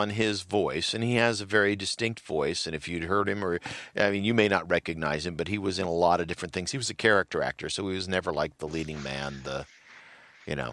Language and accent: English; United States; I'm an American.